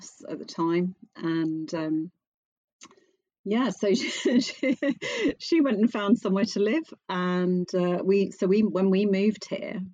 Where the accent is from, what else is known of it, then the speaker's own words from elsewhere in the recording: England, United Kingdom; also born or lived in Bedfordshire; I am English